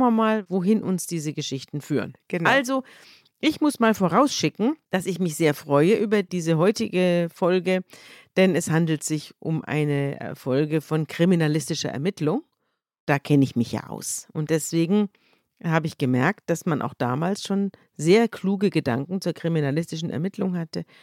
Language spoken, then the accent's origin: German; Germany; bei uns in Deutschland